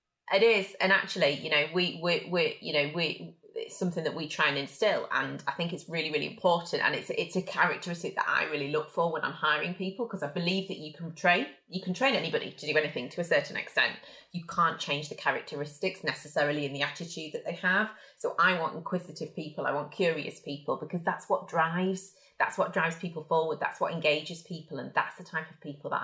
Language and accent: English; Yorkshire and the Humber, United Kingdom; now in North East England, United Kingdom; I'm from Yorkshire originally, and we have a phrase which is shy burns getting out.